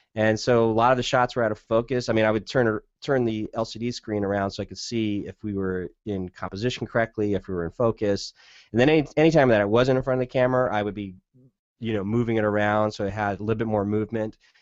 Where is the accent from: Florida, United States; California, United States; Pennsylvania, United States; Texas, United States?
California, United States; Southern; now in Portland, United States; growing up in Southern California, I kinda know the desert landscape